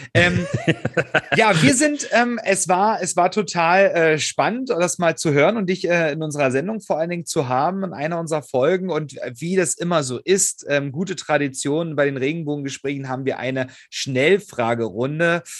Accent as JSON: {"language": "German", "town": "Hoyerswerda", "region": "Saxony", "country": "Germany", "tie": "born or raised there", "said": "meiner Heimatstadt in Hoyerswerda, das ist auch bei Cottbus"}